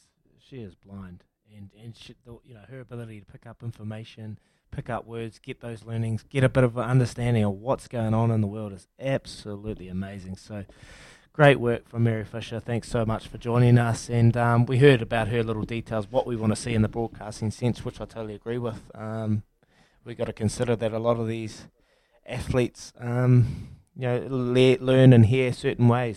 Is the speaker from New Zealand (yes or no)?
yes; New Zealand